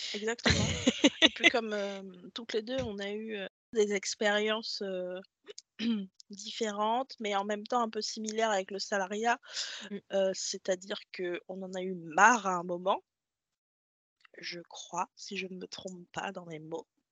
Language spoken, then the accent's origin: French; Triel-sur-Seine, Île-de-France, France; moi je viens de Triel-sur-Seine, dans les Yvelines